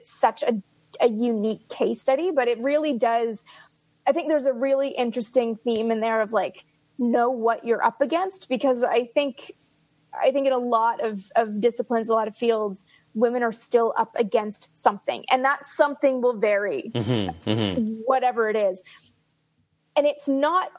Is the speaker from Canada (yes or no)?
yes; Canada; accent: Canadian; my Canadian accent